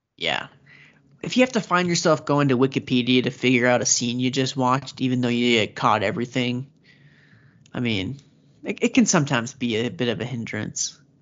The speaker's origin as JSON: {"language": "English", "country": "United States", "said": "I'm American."}